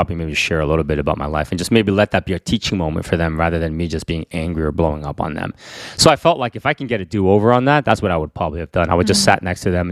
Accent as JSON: {"language": "English", "region": "Northern New Jersey", "country": "United States", "tie": "born or raised there", "also_born_or_lived": "Queens, New York", "said": "myself, that grew up in Northern New Jersey"}